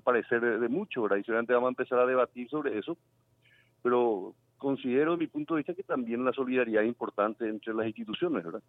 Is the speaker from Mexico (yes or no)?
no; Paraguay; como paraguayo